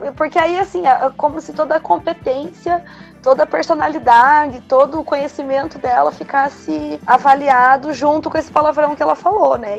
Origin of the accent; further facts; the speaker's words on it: Brazil; a gente é latino-americano, é, né? Cresce assistindo telenovelas